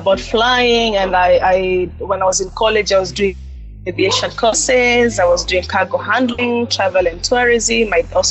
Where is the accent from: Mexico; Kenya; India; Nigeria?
Kenya; Yes, I'm Kenyan.